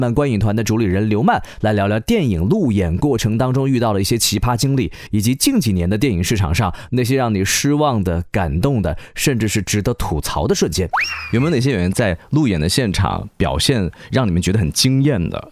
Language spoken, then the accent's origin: Chinese; Wuhan, Hubei, China; 因为我是武汉人